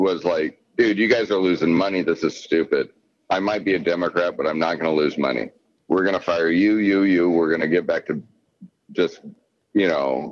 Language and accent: English; United States; I'm just American, but that's my heritage. But I was born here